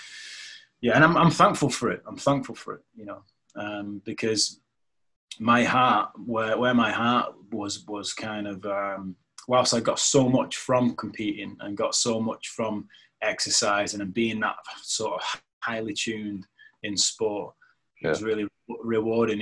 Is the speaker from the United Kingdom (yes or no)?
yes; United Kingdom; I grew up like a lot of young men in Women's Shore, because I come from Women's Shore.